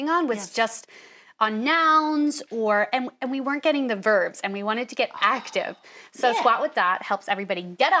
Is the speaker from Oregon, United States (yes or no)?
no; Syracuse, New York, United States; moved away as an adult; now in New York City, United States; I'm from Syracuse, New York.